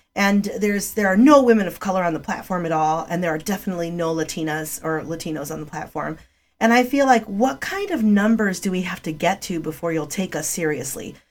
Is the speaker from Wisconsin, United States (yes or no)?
no; Chicago, Illinois, United States; English is a second language; also born or lived in Rogers Park, Chicago; I was living in the northwest north side of Chicago in a community